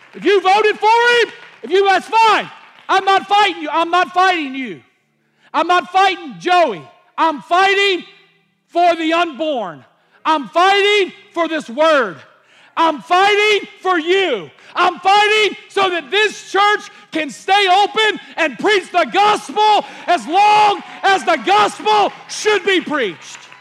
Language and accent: English; United States; I'm an American